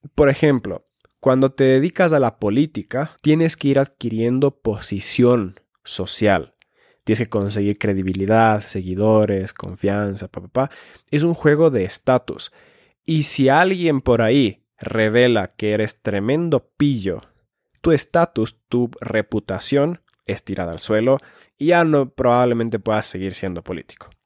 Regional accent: Finland; moved away; also born or lived in Ecuador; soy nacido en Finlandia

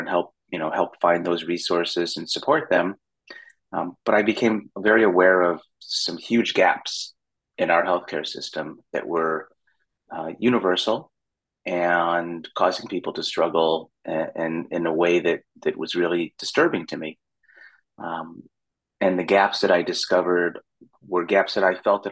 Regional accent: Chicago, Illinois, United States; now in San Diego, United States; I'm originally from Chicago

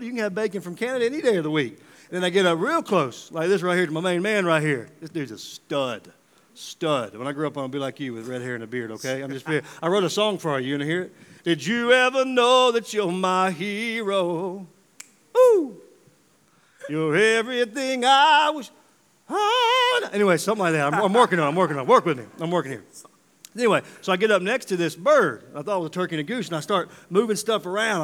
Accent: Mississippi, United States; moved away; I'm from Mississippi originally

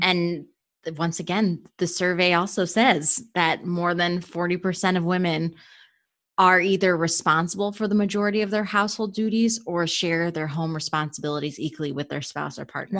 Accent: Cleveland, Ohio, United States; moved away as an adult; also born or lived in Rochester, New York; now in Washington, D.C., United States; I was born and raised in the Rust Belt in Cleveland, Ohio

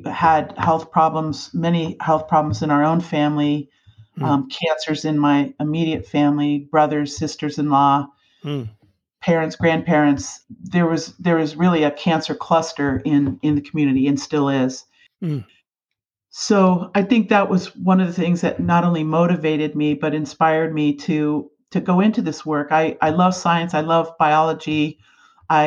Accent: Dover, Ohio, United States; moved away as an adult; now in Alaska, United States; I grew up in a little town called Dover, Ohio, in Northeast Ohio

